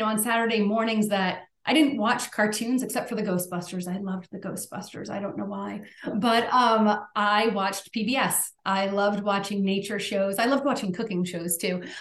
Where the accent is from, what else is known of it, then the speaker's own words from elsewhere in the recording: Rhode Island, United States; I grew up in Rhode Island. I've lived mostly my entire life in New England